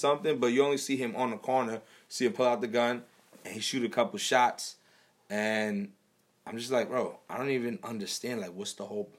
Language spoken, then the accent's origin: English; New York City, New York, United States; we both born and raised in Brooklyn